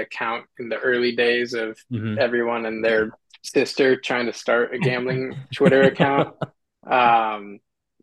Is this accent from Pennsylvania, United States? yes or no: no; Phoenix, Arizona, United States; growing up in Phoenix